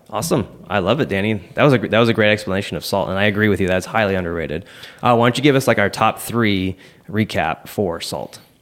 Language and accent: English; Seattle, Washington, United States; now in Southern California, United States; I grew up in Seattle